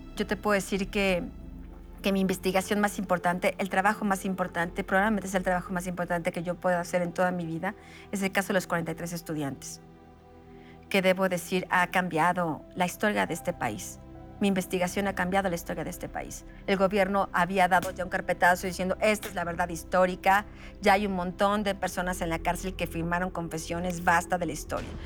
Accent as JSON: {"language": "Spanish", "country": "Mexico", "said": "como ciudadana, como mujer, como mexicana"}